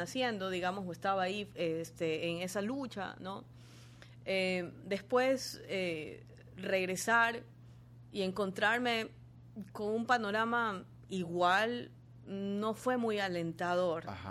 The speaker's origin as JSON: {"language": "Spanish", "town": "Guayaquil", "region": "Guayas", "country": "Ecuador", "also_born_or_lived": "Quito / Argentina", "moved": "as an adult", "said": "yo salí de Guayaquil"}